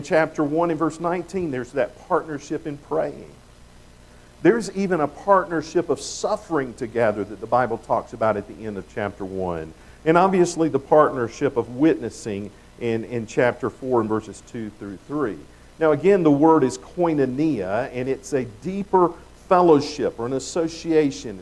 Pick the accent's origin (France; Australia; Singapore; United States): United States; the South; accent: Southern; I come from the South. I know you wouldn't have known that by my accent.